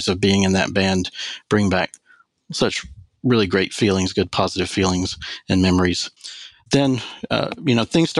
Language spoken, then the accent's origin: English; New Orleans, Louisiana, United States; now in Knoxville, United States; I grew up in the Southern Baptist Church in New Orleans, Louisiana